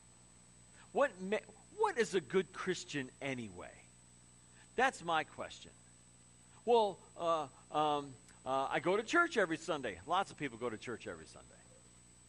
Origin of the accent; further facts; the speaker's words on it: Crown Point, Indiana, United States; growing up in Crown Point, and the wind would switch and come off the lake.